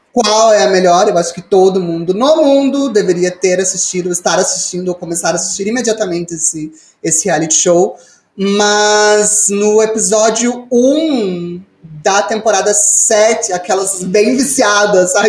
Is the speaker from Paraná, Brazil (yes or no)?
yes; Ponta Grossa, Paraná, Brazil; moved away; nesse momento eu tô morando de volta na minha cidade natal, aqui em Ponta Grossa